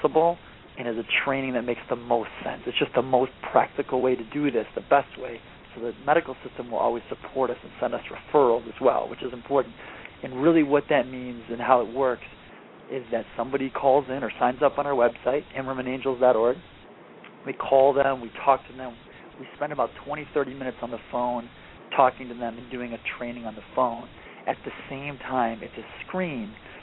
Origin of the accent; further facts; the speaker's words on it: Michigan, United States; I'm from Michigan. Yep. I played football in high school